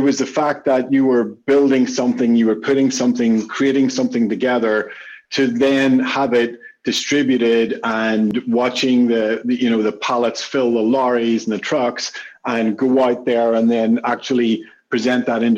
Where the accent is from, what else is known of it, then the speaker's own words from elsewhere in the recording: Belfast, Northern Ireland, United Kingdom; I'm from Belfast in Northern Ireland.